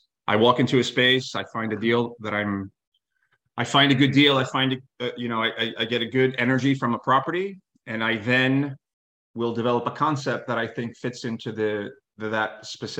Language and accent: English; New York City, New York, United States; I've been in New York City my entire life